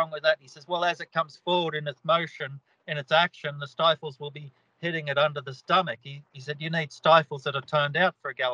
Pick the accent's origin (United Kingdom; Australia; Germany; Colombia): Australia; Milton, New South Wales; now in Cobargo, Australia; I grew up at Milton, and the family had some cattle properties there.